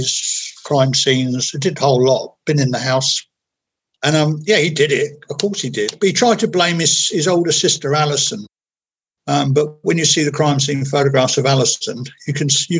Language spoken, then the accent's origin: English; Portsmouth, South East England, United Kingdom; I come from Portsmouth.